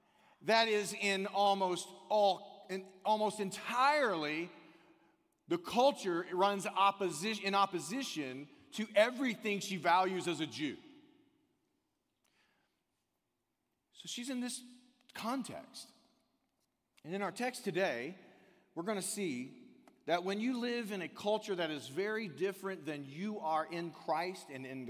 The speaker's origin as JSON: {"language": "English", "country": "United States", "said": "as an American"}